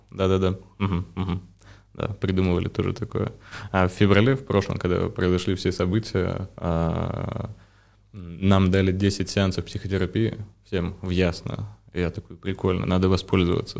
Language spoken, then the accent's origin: Russian; Belarus; я, вот по сути своей, это белорус вырос в белорусской семье, там с мамой, с бабушкой, дедушкой. Я прям белорус-белорус.